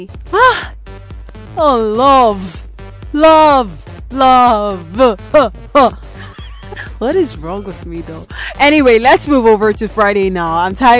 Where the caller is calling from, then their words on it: Enugu, Enugu State, Nigeria; I'm calling you from Sound City Radio in Enugu.